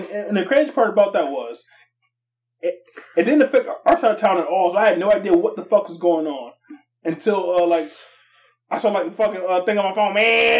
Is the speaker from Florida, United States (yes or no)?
no; Saginaw, Michigan, United States; now in Midland, United States; I'm a transplant from Saginaw.